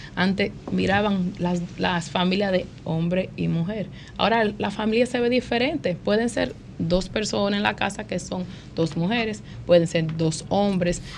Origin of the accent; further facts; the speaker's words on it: New York City, New York, United States; Yo me crié en Washington Heights